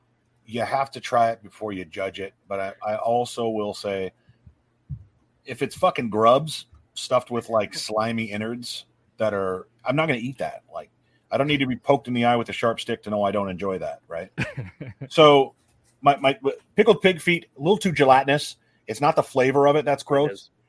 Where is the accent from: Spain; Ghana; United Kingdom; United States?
United States; north of the Mason-Dixon line, Northern United States; I'm a Yank from Mason Dixon.